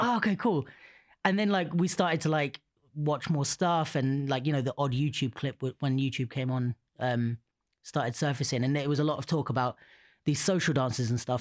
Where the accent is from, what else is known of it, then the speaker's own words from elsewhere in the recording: United Kingdom; I'm on the edge of London